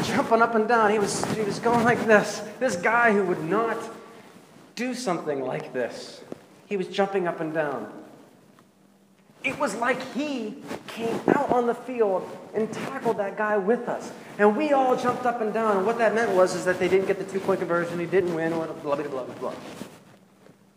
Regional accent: Pittsburgh, Pennsylvania, United States; now in Central Ohio, United States; I'm from Pittsburgh

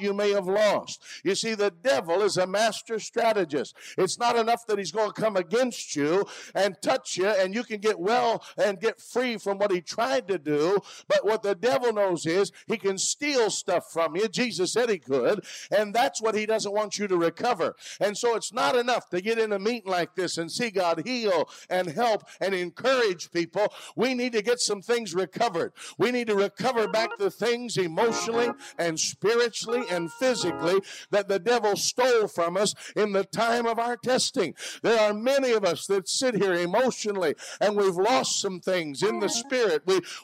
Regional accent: Bluefield, West Virginia, United States; I was born over in Bluefield in West Virginia, over in Mercer County years ago

